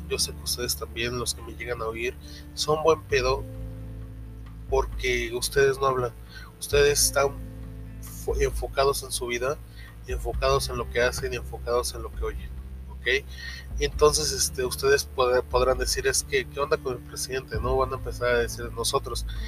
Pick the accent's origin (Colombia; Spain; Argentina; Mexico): Mexico; Yo la verdad, como mexicano